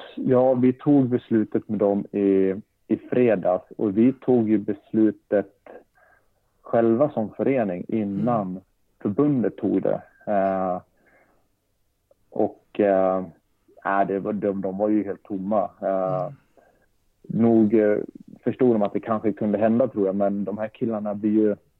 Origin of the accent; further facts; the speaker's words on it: Leksand, Dalarna County, Sweden; also born or lived in Norrköping; Då flyttade vi upp till Leksand då, när jag var sex år